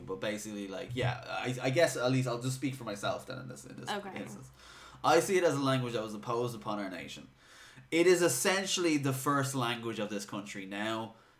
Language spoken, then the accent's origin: English; Dublin, Leinster, Ireland; accent: Dublin; I'm probably talking most Dublin, and it's then I remember I have to like enunciate and I sound less Dublin